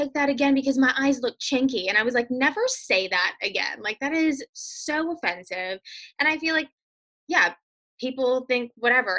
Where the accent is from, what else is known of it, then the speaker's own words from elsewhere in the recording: Mississippi, United States; I grew up in Mississippi